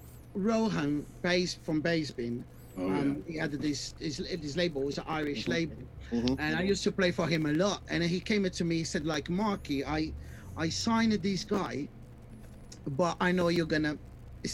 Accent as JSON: {"language": "English", "country": "Brazil", "said": "I'm from Brazil."}